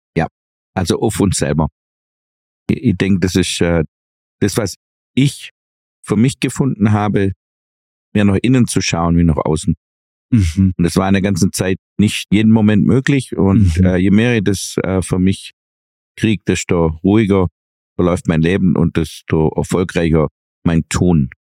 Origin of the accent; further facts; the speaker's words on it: Swabia, Germany; was wir Schwaben ja eh als Hobby betreiben, sparen, sparen, sparen, hat man uns als Kind, glaub, intravenös ins Blut geführt